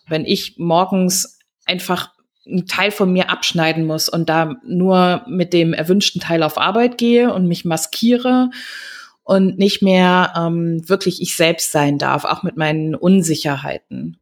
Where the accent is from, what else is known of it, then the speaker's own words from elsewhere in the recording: Germany; wir gerade als Deutsche ja auch mit so einem transgenerationalen Trauma des, äh, des großen Schweigens irgendwie aufgewachsen